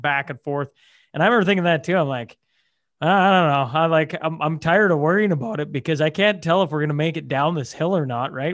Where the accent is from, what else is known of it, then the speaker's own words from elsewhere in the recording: Hillmond, Saskatchewan, Canada; Hillmond uh, is my hometown.